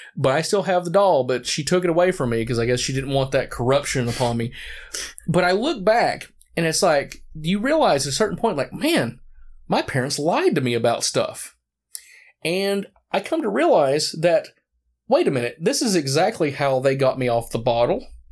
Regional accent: Morristown, Tennessee, United States; I grew up in Morristown, Tennessee

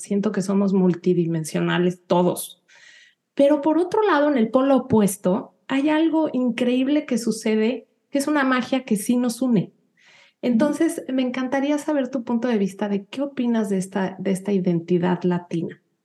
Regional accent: Mexico City, Mexico; moved away as an adult; now in United States; yo nací, y crecí en la Ciudad de México

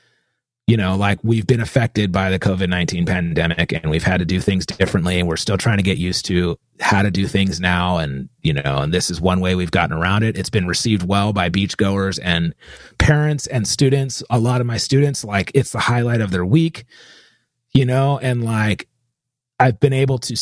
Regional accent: California, United States; I was born in California.

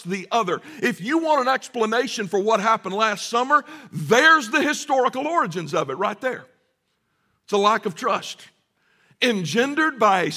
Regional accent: the South, United States; growing up in the South

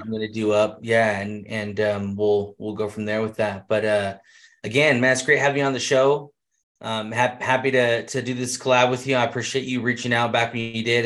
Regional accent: Central California, United States; now in Utah, United States; I grew up in Central California

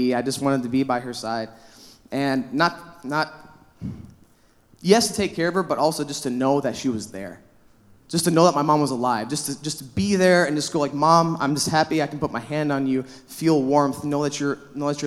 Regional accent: La Crosse, Wisconsin, United States; moved away as an adult; also born or lived in Milwaukee, Wisconsin; now in Superior, United States; Wisconsin's my home, all right? I'm from La Crosse, Wisconsin.

